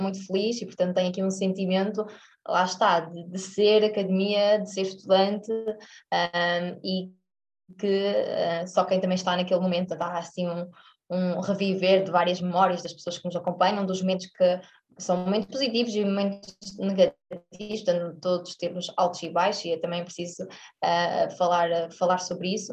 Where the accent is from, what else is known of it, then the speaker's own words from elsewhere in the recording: Aveiro, Centro, Portugal; moved away as an adult; also born or lived in Porto; eu sou estudante deslocada, portanto eu sou, sou, sou da Aveiro e depois fui para o Porto